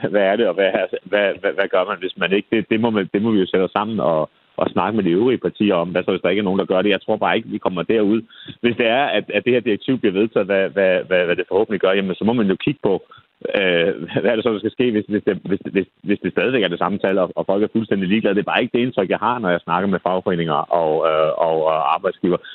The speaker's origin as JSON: {"language": "Danish", "town": "Copenhagen", "region": "Capital Region of Denmark", "country": "Denmark", "said": "sidste kommunalvalg, i hvert fald hvor jeg kommer fra i København"}